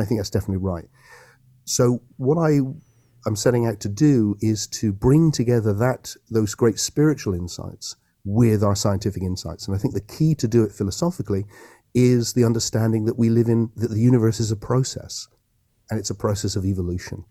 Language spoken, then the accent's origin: English; Yeovil, South West England, United Kingdom; I grew up, I'm a local Somerset boy, and I grew up in Yeovil